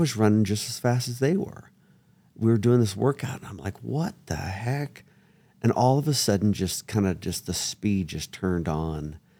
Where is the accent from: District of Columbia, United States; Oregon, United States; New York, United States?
Oregon, United States; Springfield; I grew up in Springfield, Oregon, which is connected to Eugene, Oregon